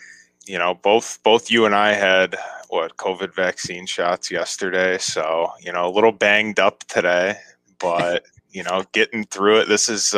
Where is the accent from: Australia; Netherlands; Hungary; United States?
United States; Rochester, New York; I grew up in Rochester. Actually, my dad's from Western PA.